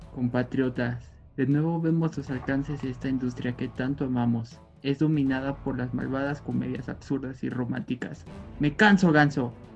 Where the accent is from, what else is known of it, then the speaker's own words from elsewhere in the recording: Mexico; nuestro querido México